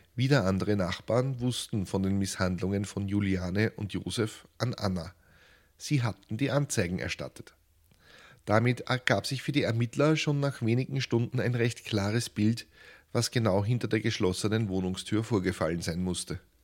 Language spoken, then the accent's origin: German; Lower Austria, Austria; einem ungebildeten Barbaren aus Niederösterreich